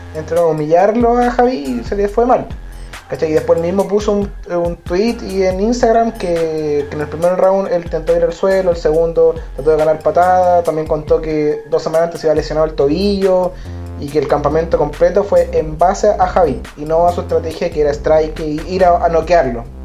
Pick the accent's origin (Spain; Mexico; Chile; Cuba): Chile; now in Santiago, Chile; nosotros somos de Chile. Chile, yo vivo en la capital Santiago